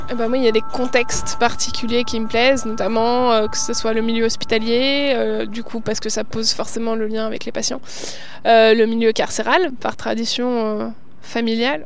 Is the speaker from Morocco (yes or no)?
no; Lyon region, Auvergne-Rhône-Alpes, France; moved away as an adult; now in Cachan, France; je suis née à Lyon, enfin en région lyonnaise. Euh, j'ai passé toute ma vie là-bas